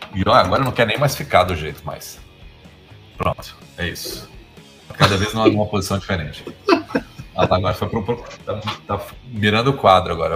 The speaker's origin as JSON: {"language": "Portuguese", "town": "Brasília", "region": "Federal District", "country": "Brazil", "said": "sou de Brasília"}